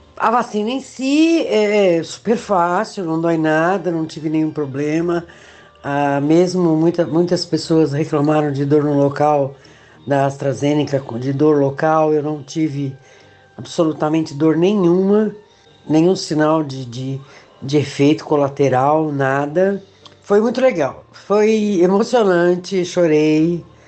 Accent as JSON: {"language": "Portuguese", "region": "São Paulo", "country": "Brazil", "tie": "born or raised there", "moved": "yes", "lives_now": "São José, Brazil", "said": "eu sou de São Paulo, nascida na Moca, e atualmente eu moro em São José, uma cidade de Santa Catarina"}